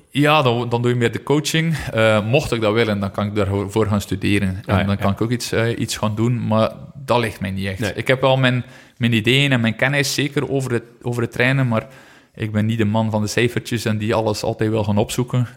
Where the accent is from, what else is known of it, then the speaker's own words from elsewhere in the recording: Flanders, Belgium; als Vlaming